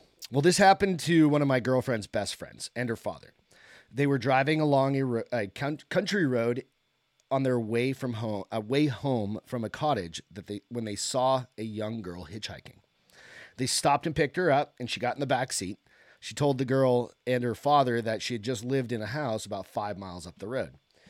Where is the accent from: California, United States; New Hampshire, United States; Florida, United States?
New Hampshire, United States; I have a growing up in New Hampshire, again, it was kind of a common thing